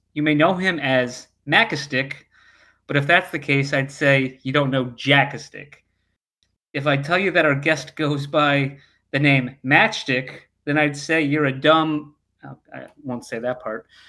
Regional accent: United States; I am American

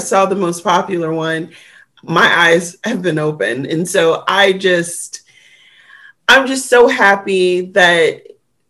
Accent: Detroit, Michigan, United States; moved away; I grew up in Detroit public school systems

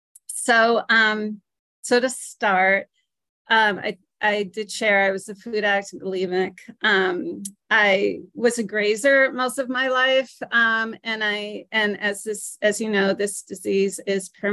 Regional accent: New Britain, Connecticut, United States; I'm from New Britain, Connecticut

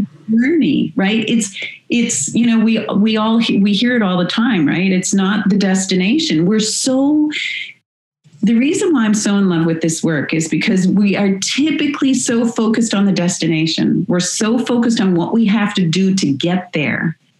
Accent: United States; moved away as an adult; now in Canada; I'm I'm American that lives in Canada and have been here for uh, 27, 28 years now

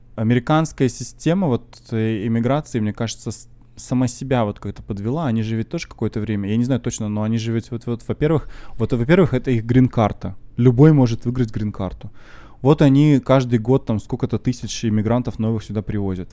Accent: Russia; now in Canada; я из России

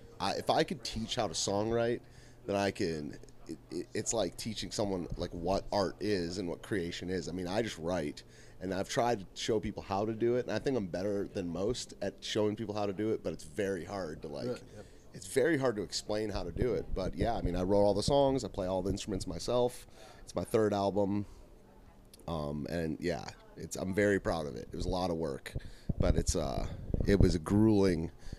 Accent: the North, United States; now in the South, United States; I'm not from the South. You can tell by the sound of my voice

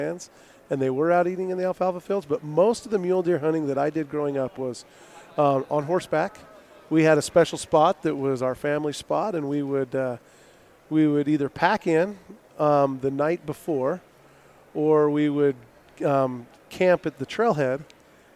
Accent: Smithfield, Utah, United States; I grew up in Smithfield, Utah

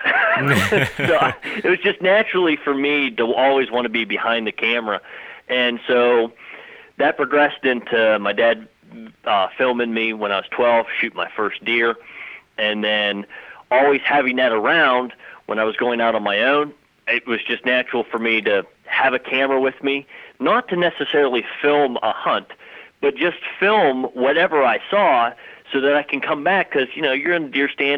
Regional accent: Clarion County, Pennsylvania, United States; I am from Clarion County

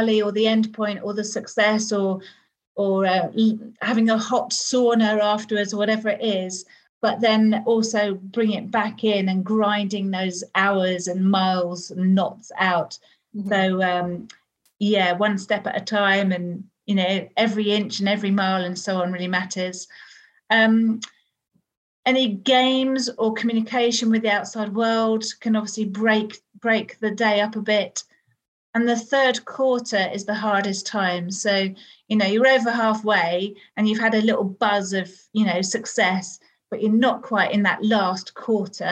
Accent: United Kingdom; I'm British

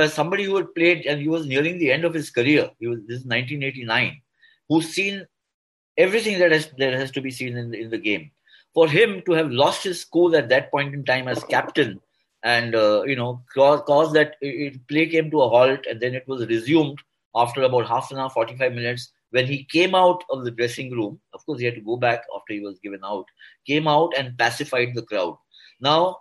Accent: India; I'm an Indian and I'm an Indian journalist

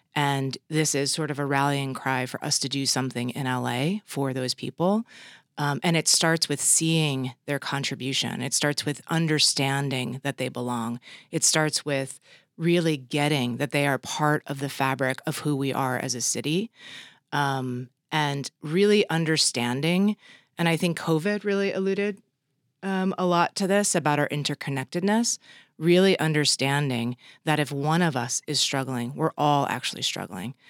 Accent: Los Angeles, California, United States; my hometown of L A.

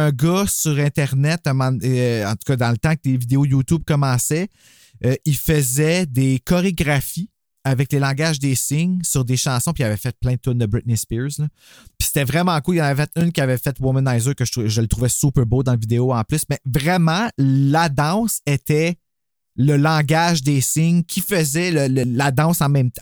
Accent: Gatineau, Quebec, Canada; On est de Gatineau.

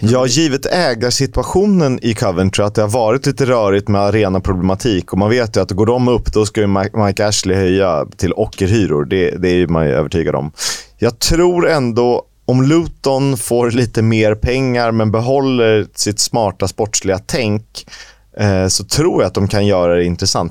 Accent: Sweden; also born or lived in Estonia; i och med att jag är svensk, så, uh, eller jag är est, men jag är också svensk. Uh, jag är inte estnisk medborgare

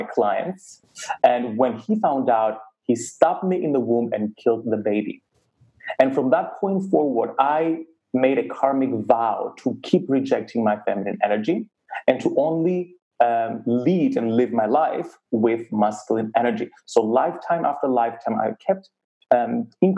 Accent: Cyprus; Growing up in Cyprus, a very conservative community, growing up as gay

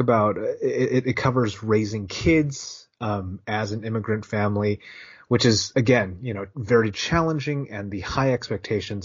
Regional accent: Bay Area, California, United States; we grew up in the Bay Area

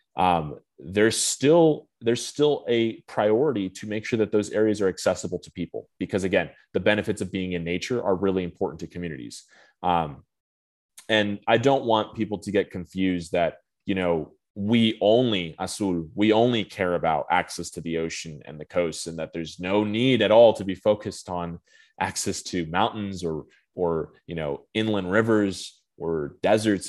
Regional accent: Phoenix, Arizona, United States; moved away as an adult; now in Washington, D.C., United States; I'm from Phoenix, Arizona originally

